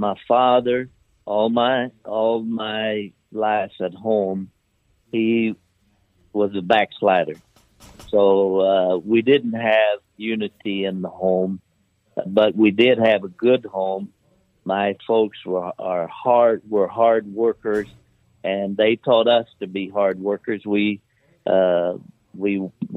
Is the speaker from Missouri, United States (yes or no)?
yes; Southeast Missouri, United States; moved away as an adult; also born or lived in California; I am from Southeast Missouri. I was born during the flood in 1951 and grew up on the farm